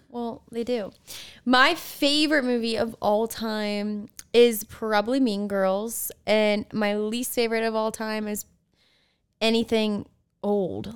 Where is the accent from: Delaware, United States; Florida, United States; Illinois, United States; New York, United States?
Delaware, United States; moved away; We grew up together in Delaware